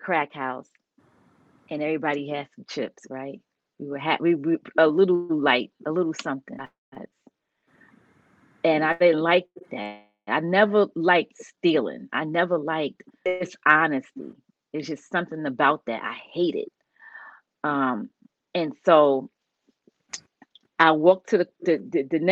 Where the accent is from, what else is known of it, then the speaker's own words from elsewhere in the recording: New York City, New York, United States; moved away as an adult; also born or lived in Stamford, Connecticut; I grew up in the South Bronx